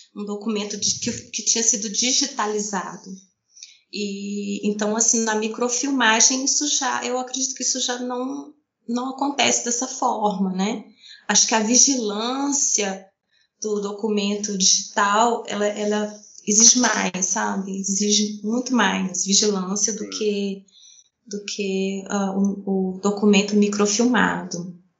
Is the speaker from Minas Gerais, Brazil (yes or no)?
yes; Paracatu, Minas Gerais, Brazil; da minha cidade natal, de Paracatu, em Minas Gerais